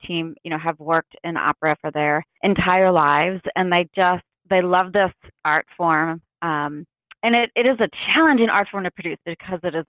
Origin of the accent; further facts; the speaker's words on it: Philadelphia, Pennsylvania, United States; moved away as an adult; now in Austin, United States; worked in my hometown of Philadelphia for quite some time